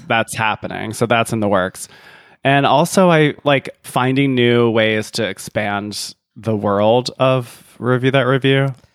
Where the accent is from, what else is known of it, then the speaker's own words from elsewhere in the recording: Columbia, South Carolina, United States; moved away as an adult; now in New York City, United States; I'm from Columbia, South Carolina. I live in New York City